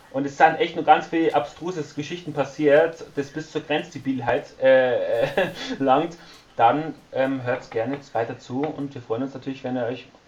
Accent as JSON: {"language": "German", "town": "Passau", "region": "Bavaria", "country": "Germany", "tie": "born or raised there", "said": "dass ich halt nicht in Berlin studiere nach meiner Arbeitszeit und halt eben in Passau in meiner Heimatstadt wieder angefangen habe."}